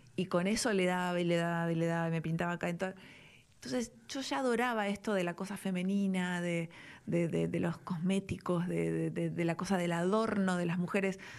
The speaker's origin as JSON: {"language": "Spanish", "region": "Buenos Aires", "country": "Argentina", "tie": "born or raised there", "also_born_or_lived": "Belgrano, Buenos Aires", "said": "nací en Palermo, hmm. después viví mi adolescencia en Belgrano"}